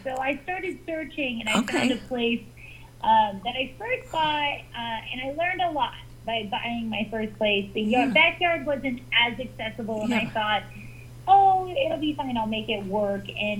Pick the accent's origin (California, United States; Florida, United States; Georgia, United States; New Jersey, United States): California, United States; Chowchilla; moved away as an adult; now in Phoenix, United States; I grew up in Chowchilla, California, a little farming community.